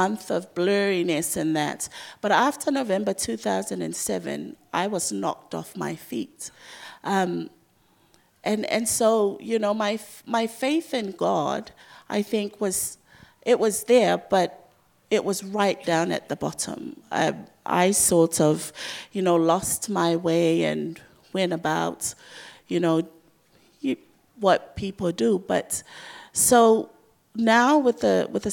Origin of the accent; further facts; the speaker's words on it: Samoa; also born or lived in Dunedin, New Zealand; I grew up with her in Samoa